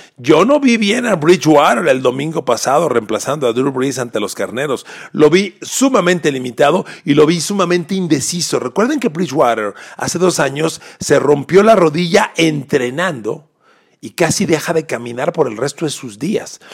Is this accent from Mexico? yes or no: yes; Mexico; Adoro mi país, soy mexicano